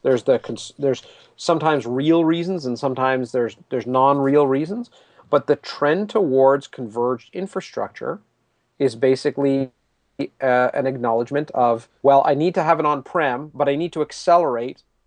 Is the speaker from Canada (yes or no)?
yes; Canada; I'm Canadian